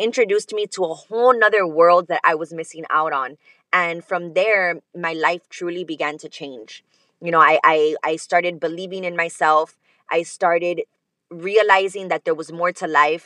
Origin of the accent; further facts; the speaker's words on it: Miami, Florida, United States; I am from Miami, Florida. Born and raised